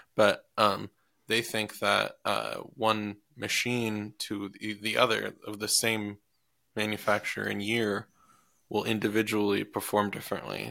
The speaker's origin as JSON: {"language": "English", "region": "Iowa", "country": "United States", "tie": "born or raised there", "moved": "yes", "said": "I'm from Iowa"}